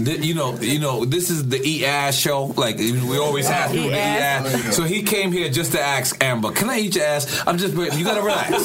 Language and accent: English; Switzerland; English is a second language; I'm Swedish from Switzerland. I'm sorry.